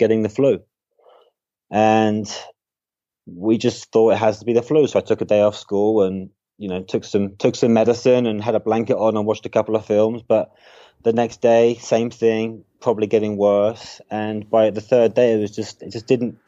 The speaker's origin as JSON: {"language": "English", "area": "Surrey", "region": "South East England", "country": "United Kingdom", "tie": "born or raised there", "also_born_or_lived": "Hong Kong", "moved": "as an adult", "lives_now": "New York City, United States", "said": "I am from the UK. Yeah. I grew up in Surrey"}